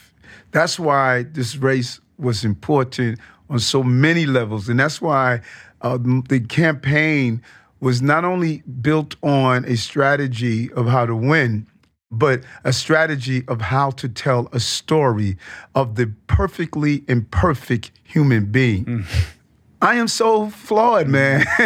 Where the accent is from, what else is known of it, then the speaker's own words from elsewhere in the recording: Queens, New York, United States; growing up in South Jamaica, Queens, you know, mom moving us there from Brownsville